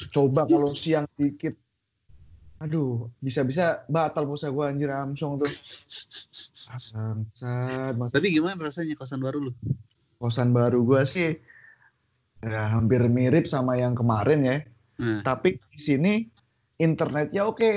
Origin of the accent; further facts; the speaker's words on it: Java, Indonesia; gue orang Jawa orang Jawa tuh kan gak enakan.